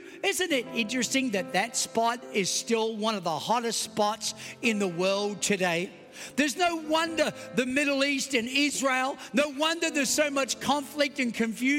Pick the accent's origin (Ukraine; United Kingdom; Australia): Australia; accent: Australian; moved away as an adult; also born or lived in New York; now in United States; I know I have an Australian accent, but I was born in Queens, New York, kidnapped by aliens, taken to a foreign land. At the age of eight, moved to Australia, but then returned back to the promised land at the age of 35.